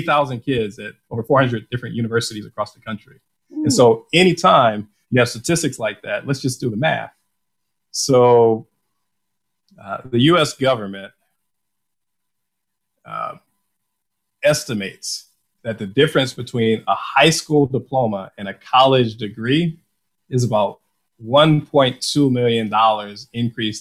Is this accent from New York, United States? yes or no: no; Detroit, Michigan, United States; me growing up in Detroit